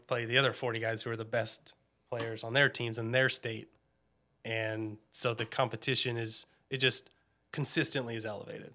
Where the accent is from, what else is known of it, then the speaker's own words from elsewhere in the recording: Snohomish, Washington, United States; I grew up in Snohomish. Um, I think we moved there when I was about two.